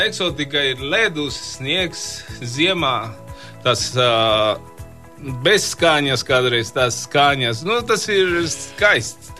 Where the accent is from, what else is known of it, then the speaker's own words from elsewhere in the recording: Mexico; Latvian is a second language; now in Latvia; no, no Meksikas